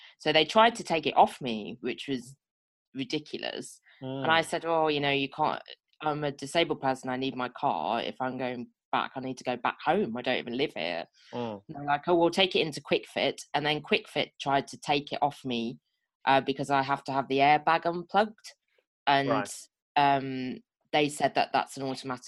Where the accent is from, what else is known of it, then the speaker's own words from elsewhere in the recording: Birmingham, West Midlands, United Kingdom; moved away; I'm from Birmingham